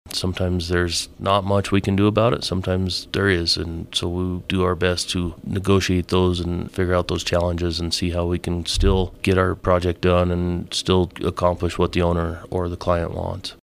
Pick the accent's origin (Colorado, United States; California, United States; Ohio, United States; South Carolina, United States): Colorado, United States; Alamosa; I was born and raised in Alamosa